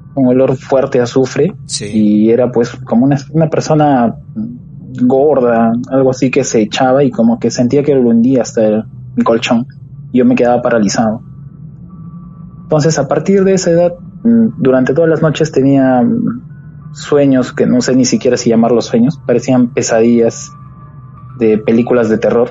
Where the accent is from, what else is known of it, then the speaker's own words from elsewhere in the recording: Huancayo, Junín, Peru; now in Lima, Peru; yo soy de la provincia de Huancayo, departamento de Huancayo, este Junín. Pero ahorita actualmente estoy radicando en la capital, en Lima